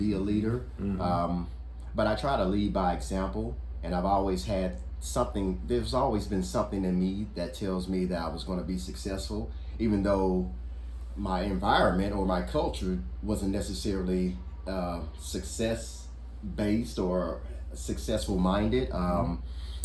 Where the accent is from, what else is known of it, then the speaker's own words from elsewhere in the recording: Louisiana, United States; I'm from Louisiana, so we had a big family